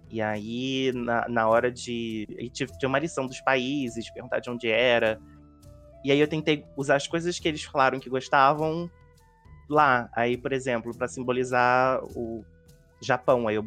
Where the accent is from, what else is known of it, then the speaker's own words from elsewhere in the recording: Rio de Janeiro, Brazil; also born or lived in Magé; Não, sou do Rio de Janeiro, eu moro em Magé